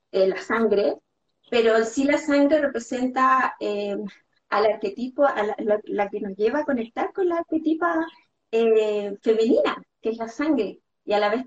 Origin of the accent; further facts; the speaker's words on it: Chile; moved away as an adult; now in Barcelona, Spain; empecé con estudiar coaching, eh, que me fui de Chile a Barcelona